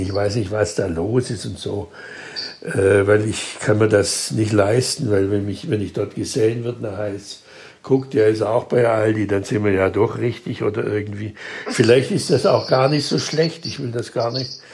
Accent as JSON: {"language": "German", "town": "Schwäbisch Gmünd", "region": "Baden-Württemberg", "country": "Germany", "said": "ich komme aus einer katholischen Stadt, Schwäbisch Gmünd"}